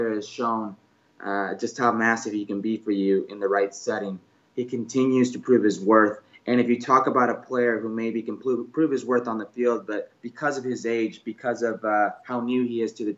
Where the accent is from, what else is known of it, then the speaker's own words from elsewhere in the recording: Las Vegas, Nevada, United States; now in Los Angeles, United States; my hometown